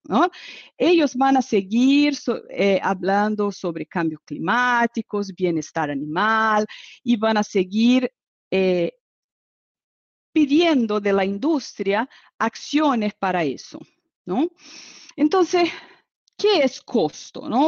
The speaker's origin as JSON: {"language": "Spanish", "country": "Brazil", "second_language": "Spanish", "said": "soy brasileña"}